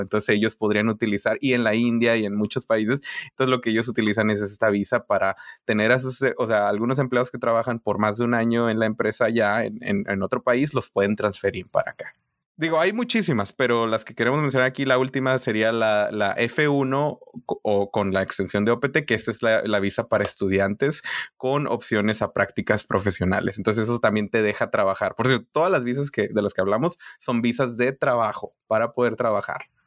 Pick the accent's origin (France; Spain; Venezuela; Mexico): Mexico; northern Mexico border; moved away as an adult; now in United States; yo de la frontera